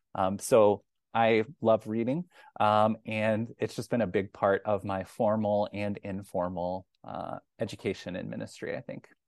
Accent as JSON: {"language": "English", "town": "Kansas City", "country": "United States", "moved": "as an adult", "lives_now": "Iowa City, United States", "said": "I'm originally from Kansas City"}